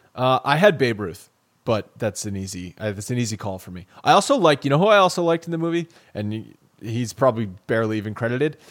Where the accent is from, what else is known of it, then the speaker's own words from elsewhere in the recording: Rhode Island, United States; I'm from Rhode Island